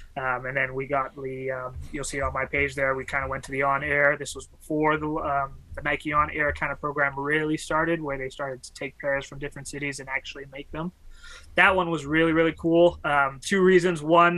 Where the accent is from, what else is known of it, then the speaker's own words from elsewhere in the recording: Canada; I was from Canada